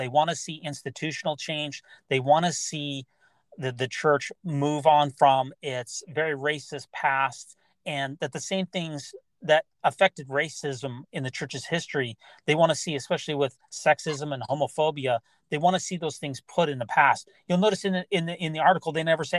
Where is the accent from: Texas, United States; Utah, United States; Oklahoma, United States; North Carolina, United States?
Utah, United States; I grew up in Utah. Mm-hmm. I lived in Utah County, which is 99% white.